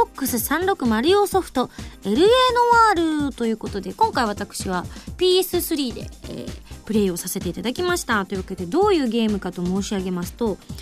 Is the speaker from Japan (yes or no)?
yes; Yamaguchi, Japan; 自分がねあの生まれ育った山口の実家のある場所